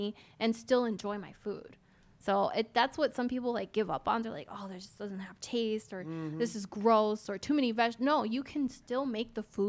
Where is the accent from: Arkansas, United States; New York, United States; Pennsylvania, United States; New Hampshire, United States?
Pennsylvania, United States; born or raised there; moved away as an adult; now in Las Vegas, United States